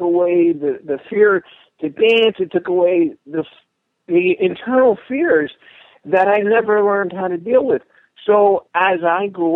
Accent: Newark, New Jersey, United States; I was born and raised in Newark

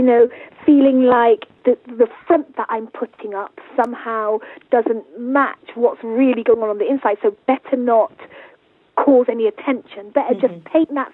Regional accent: Jamaica; we're Jamaican, so in our culture we have daily wakes

